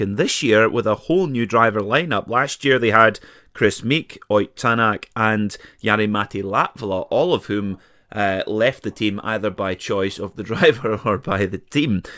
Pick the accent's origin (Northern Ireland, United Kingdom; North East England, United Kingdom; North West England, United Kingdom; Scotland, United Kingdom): Scotland, United Kingdom; Perth; my hometown of Perth